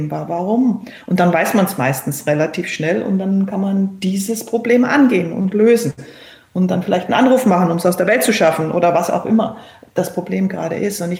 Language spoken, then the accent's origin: German; Berchtesgaden, Bavaria, Germany; born or raised there; also born or lived in Cologne